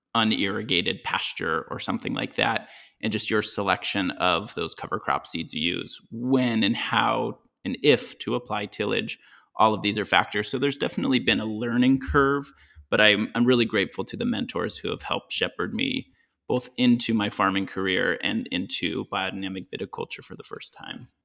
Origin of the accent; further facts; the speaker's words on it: Washington, United States; moved away as an adult; also born or lived in Ventura County, California; now in Applegate Valley, Oregon, United States; I grew up in Washington State and went to college there as well.